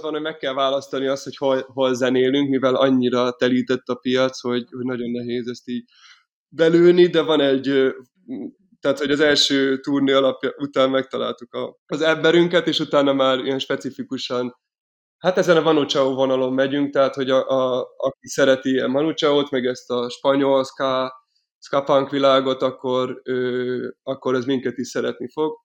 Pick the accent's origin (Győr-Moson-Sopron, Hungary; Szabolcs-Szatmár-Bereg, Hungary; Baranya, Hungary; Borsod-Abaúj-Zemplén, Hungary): Borsod-Abaúj-Zemplén, Hungary; Miskolc; moved away as an adult; also born or lived in Paris; now in Budapest, Hungary; Miskolcról, Miskolcon születtem, és ott is voltam gyerek